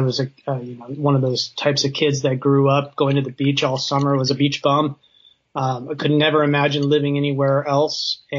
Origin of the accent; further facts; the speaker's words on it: Southern California, United States; moved away as an adult; now in Virginia, United States; So we were both born and raised in Southern California